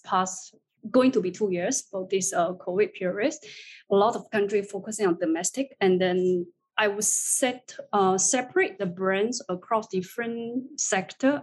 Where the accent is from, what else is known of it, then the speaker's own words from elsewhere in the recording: China; moved away as an adult; now in Singapore; I would say I'm a China Chinese. I was born and raised in China, but I just stayed in Singapore for the past 16 years.